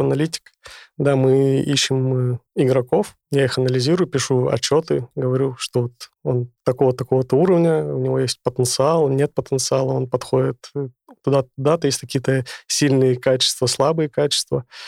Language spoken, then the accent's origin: Russian; Sakhalin Oblast, Russia; moved away; в детстве я жил на Сахалине